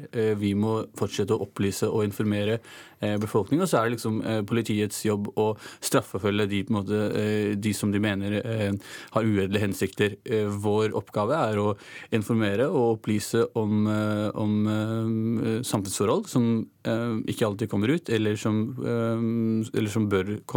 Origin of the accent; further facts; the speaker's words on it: Oslo, Norway; vi har begge foreldre fra Pakistan. Eh, vi er født og oppvokst i Norge begge to.